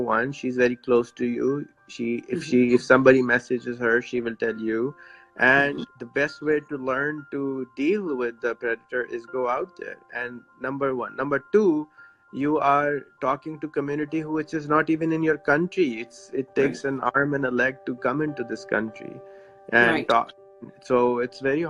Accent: Pakistan; I'm from Pakistan.

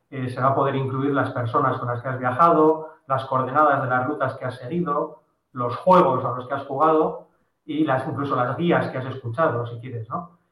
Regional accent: Bilbao, Basque Country, Spain; nosotros somos de Bilbao

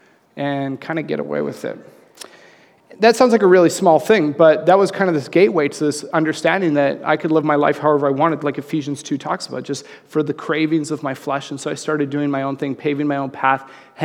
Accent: Red Deer, Alberta, Canada; also born or lived in Calgary, Alberta; Right before grade 7, we moved to Calgary from Red Deer

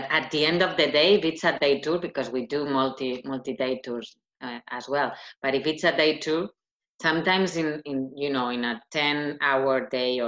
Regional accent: Madrid, Community of Madrid, Spain; English is a second language; now in Ireland; I come from Madrid, so it's not a small city

